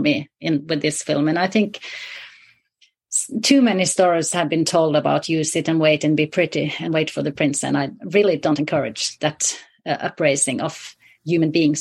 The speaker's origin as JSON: {"language": "English", "area": "the very north of Norway", "region": "Northern Norway", "country": "Norway", "tie": "born or raised there", "said": "I grew up in the very north of Norway, in the wilderness there"}